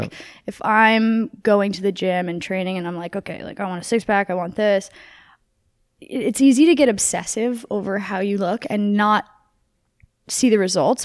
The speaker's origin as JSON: {"language": "English", "region": "New Jersey", "country": "United States", "tie": "born or raised there", "moved": "yes", "lives_now": "California, United States", "said": "I grew up in New Jersey"}